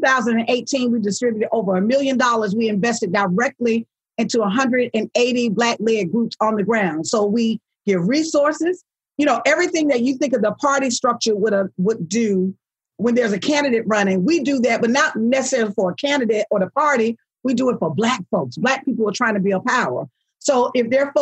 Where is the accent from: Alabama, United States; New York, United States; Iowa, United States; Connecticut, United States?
Alabama, United States; Selma; I'm from Selma, Alabama